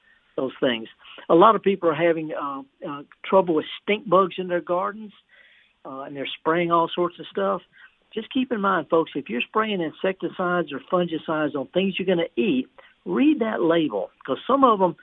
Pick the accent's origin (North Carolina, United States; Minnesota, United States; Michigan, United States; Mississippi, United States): Mississippi, United States; Indianola; I was raised just down the road in Indianola.